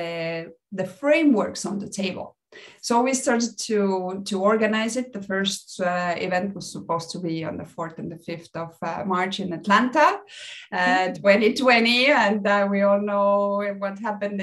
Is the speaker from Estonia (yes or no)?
yes; Estonia; moved away as an adult; now in Mexico; I'm originally from Estonia. I moved to Mexico almost 10 years ago.